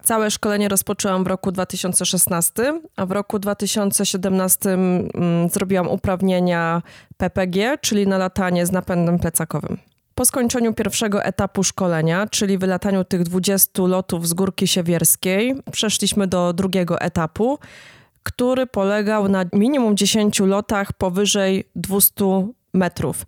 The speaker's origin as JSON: {"language": "Polish", "town": "Jastrzębie-Zdrój", "region": "Silesian Voivodeship", "country": "Poland", "moved": "yes", "lives_now": "Dąbrowa Górnicza, Poland", "said": "pochodzę z Jastrzębia Zdroju, ale od kilkunastu lat mieszkam w Zagłębiu Dąbrowskim, a konkretnie w Dąbrowie Górniczej"}